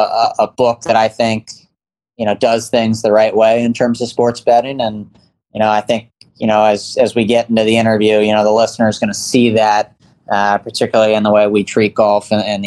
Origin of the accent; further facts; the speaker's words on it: East Coast, United States; Yeah, I grew up on the East Coast.